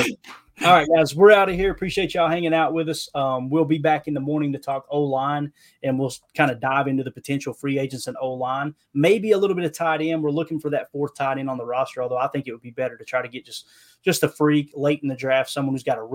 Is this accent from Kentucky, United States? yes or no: yes; Kentucky, United States; I'm from Kentucky.